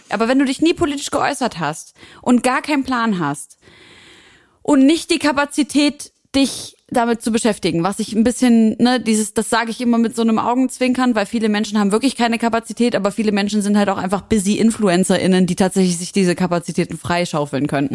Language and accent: German; Syria; für mich als Syrerin